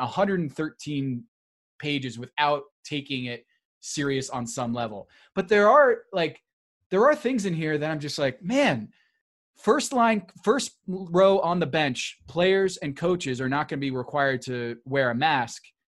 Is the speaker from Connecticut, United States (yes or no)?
yes; Westport, Connecticut, United States; my hometown. Of Westport, Connecticut